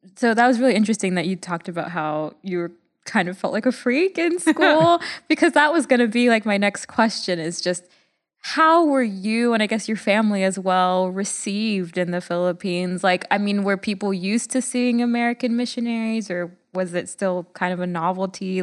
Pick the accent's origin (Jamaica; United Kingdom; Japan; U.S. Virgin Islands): Jamaica; from a third world country in, in Jamaica